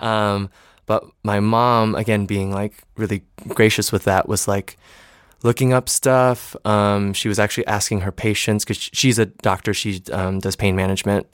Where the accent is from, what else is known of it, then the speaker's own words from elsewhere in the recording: East Lansing, Michigan, United States; also born or lived in New Orleans / Miami / San Diego; now in New York City, United States; I always say I'm from Michigan. I grew up in East Lansing